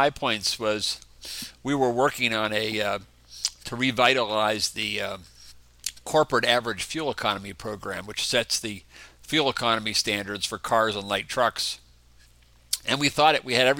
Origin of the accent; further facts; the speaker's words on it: Pittsburgh, Pennsylvania, United States; moved away as an adult; also born or lived in Winston-Salem, North Carolina; now in Indiana, United States; Born and raised in Pittsburgh, Pennsylvania.